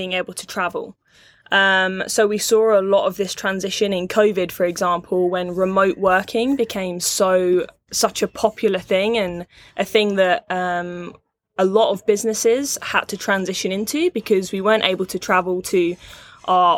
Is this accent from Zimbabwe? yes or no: no; England, United Kingdom; moved away as an adult; also born or lived in California / Canada; I'm from England originally, so I had sixth form.